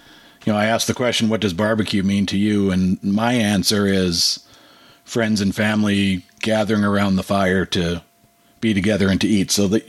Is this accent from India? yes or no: no; Winnipeg, Manitoba, Canada; I grew up in Winnipeg